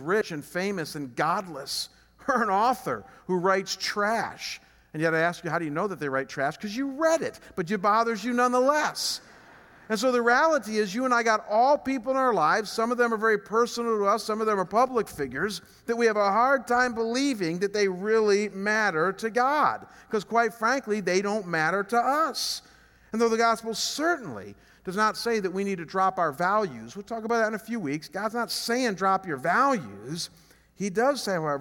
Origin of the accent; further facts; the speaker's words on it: Chagrin Falls, Ohio, United States; moved away as an adult; I come from a small town just outside of Cleveland called Chagrin Falls. What blows me away about Chagrin is that it's a town of 5,000 people. Our church is bigger than my hometown.